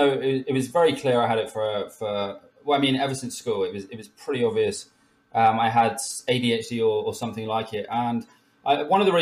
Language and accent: English; Somerset, South West England, United Kingdom; moved away; I come from Somerset originally